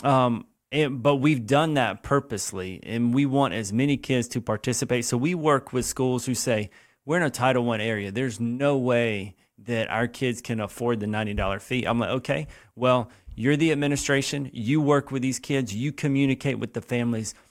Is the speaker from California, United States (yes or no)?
no; Lexington, South Carolina, United States; I grew up here in Lexington, South Carolina.